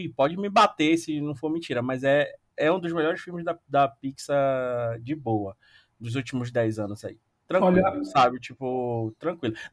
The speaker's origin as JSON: {"language": "Portuguese", "town": "Belém", "region": "Pará", "country": "Brazil", "said": "Sou, sou de Belém."}